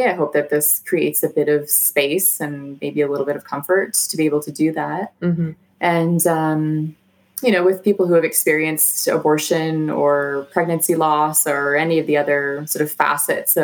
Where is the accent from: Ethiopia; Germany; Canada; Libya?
Canada